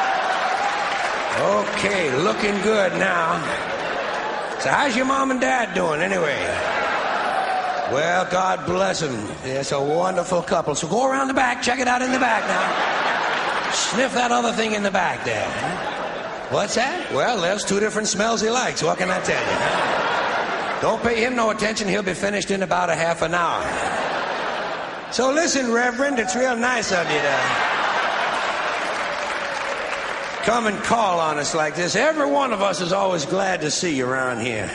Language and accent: English; United States; I'm an American